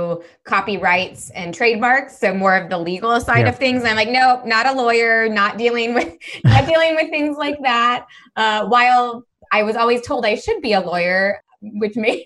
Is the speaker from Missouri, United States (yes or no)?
yes; Missouri, United States; moved away as an adult; also born or lived in Spain / Israel / South America; I grew up in Missouri, and that's where I'm based now